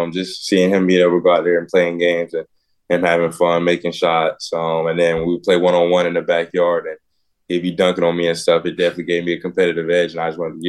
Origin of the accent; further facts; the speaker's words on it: Fairburn, Georgia, United States; also born or lived in Pasco, Washington / South Carolina / Ottawa, Tennessee; So I was born in Washington, Pasco, Washington, moved to South Carolina. That's where a majority of my family's from. Then we moved to Ottawa, Tennessee. It's probably like 30 minutes from Chattanooga. And then I moved to Atlanta, Fairburn.